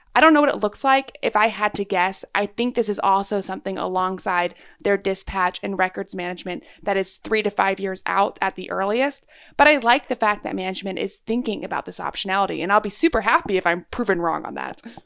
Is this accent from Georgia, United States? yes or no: no; Texas, United States; I'm a Texan. I grew up in Texas.